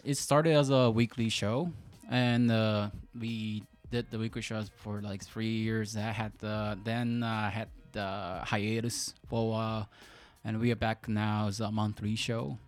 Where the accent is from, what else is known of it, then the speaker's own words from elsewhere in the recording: Fukuoka, Japan; English is a second language; moved away as an adult; also born or lived in Canada; now in Tokyo, Japan; I'm 28 years old, Japanese. I grew up in Fukuoka, which is south part of Japan, and I went uh, university there, so I lived there until 23